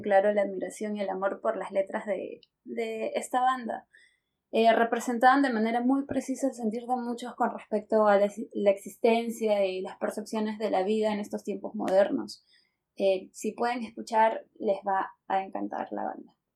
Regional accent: Lima, Peru; also born or lived in Caracas, Venezuela / Santa Cruz de la Sierra, Bolivia; soy de Lima, eh, Perú

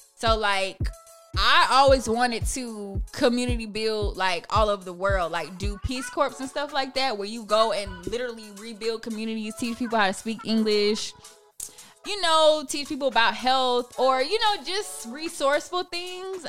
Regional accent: Ellenwood, Georgia, United States; I'm from Ellenwood. I'm from the east side, so that's where my family's from

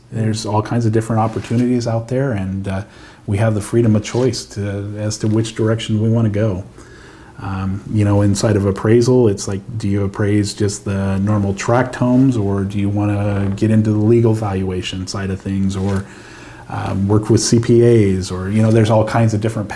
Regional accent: Antelope Valley, Lancaster, Palmdale area, California, United States; I grew up over in the Antelope Valley, Lancaster, Palmdale area

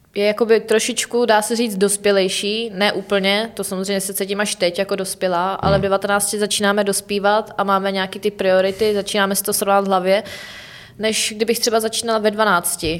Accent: Czechia; jako Češi, jako národ

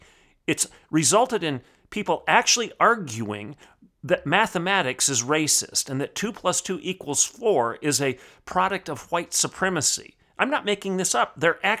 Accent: Oklahoma, United States; look no further than my home state of Oklahoma

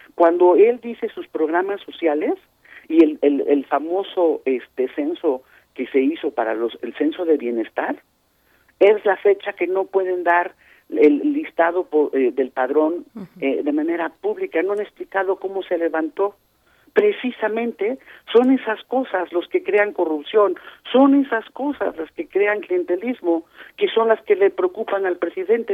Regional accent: Mexico; la pagamos los mexicanos.

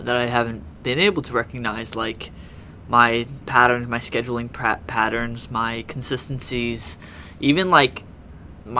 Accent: United States; I'm an American

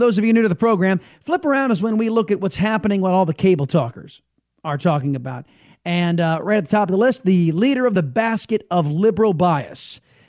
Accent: San Diego, California, United States; now in Texas, United States; Texas is not my point of origin. I am originally a Californian, and San Diego, Californian, and I have relatives that live in Los Angeles.

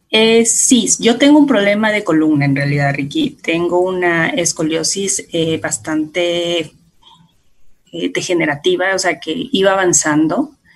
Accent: La Unión, Esmeraldas, Ecuador; yo vengo de Esmeraldas, exactamente de un pueblito que se llama La Unión, antes, ah, de, antes de Quinindé

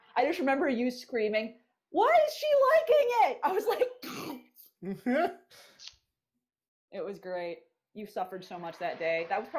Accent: California, United States; as a Californian

